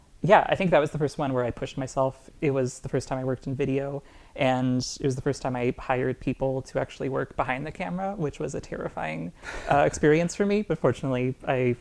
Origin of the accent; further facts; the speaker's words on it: Moncton, New Brunswick, Canada; I grew up in Moncton, New Brunswick